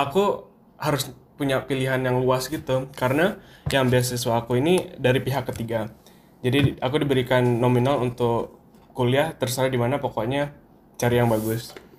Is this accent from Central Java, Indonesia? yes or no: no; Duri, Riau, Indonesia; moved away as an adult; now in Pennsylvania, United States; Aku dari Duri sama kayak Zaid, dari Riau